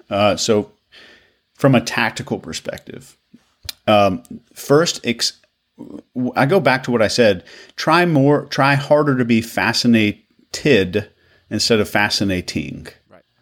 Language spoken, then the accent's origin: English; Arkansas, United States; moved away; I'm from uh, originally from Arkansas, so when I go back home, my accent is doesn't sound like this, and I don't try to do that.